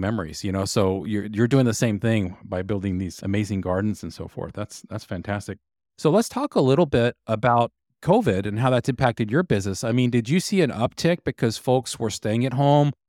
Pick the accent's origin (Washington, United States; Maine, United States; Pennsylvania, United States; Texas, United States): Texas, United States; I grew up in Texas